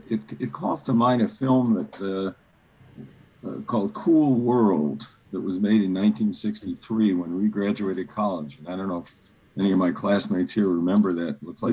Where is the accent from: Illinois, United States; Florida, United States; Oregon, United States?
Illinois, United States; Chicago; And I was lucky, though I grew up on the South Side. I grew up in Hyde Park and South Shore, where you could get to the beach very, very easily.